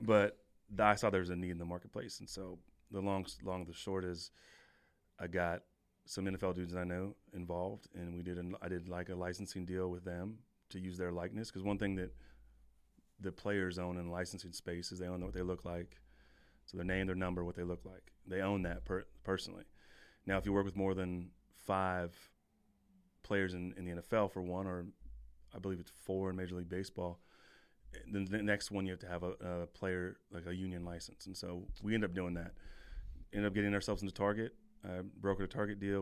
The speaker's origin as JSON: {"language": "English", "region": "California", "country": "United States", "also_born_or_lived": "Wisconsin", "moved": "as an adult", "said": "I'm from California"}